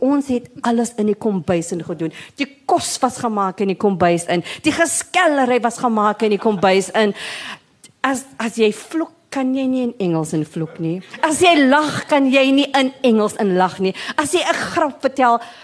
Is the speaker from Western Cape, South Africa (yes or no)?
yes; Cape Town, Western Cape, South Africa; first language English; Ek was gebore in die Boekap. Ek het skool geloop in District 6 by George Golding Primary School en weer Harold Christie Hoërskool